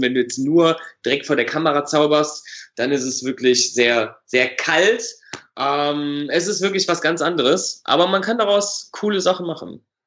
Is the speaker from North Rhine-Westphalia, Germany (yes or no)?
yes; Düsseldorf, North Rhine-Westphalia, Germany; Ich komme aus Düsseldorf